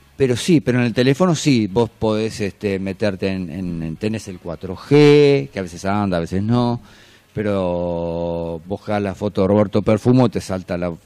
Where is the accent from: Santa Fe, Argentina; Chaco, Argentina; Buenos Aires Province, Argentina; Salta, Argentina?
Buenos Aires Province, Argentina; General Madariaga; moved away; en una radio que estaba en, mi pueblo, Madariaga